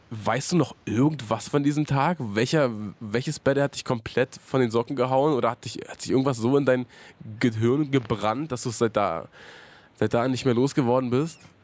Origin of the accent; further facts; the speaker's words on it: Hohen Neuendorf, Brandenburg, Germany; Ich bin ja, äh, bin ja erst zur Einschulung dahin gezogen